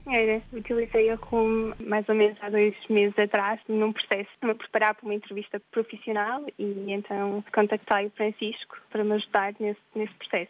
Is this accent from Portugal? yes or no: yes; Portugal; moved away; quando nós somos portugueses